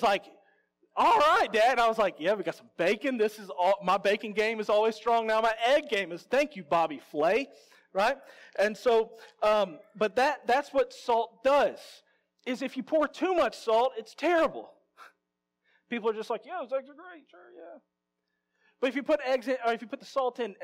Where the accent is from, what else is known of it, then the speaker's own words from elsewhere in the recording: Louisiana, United States; I'm from Louisiana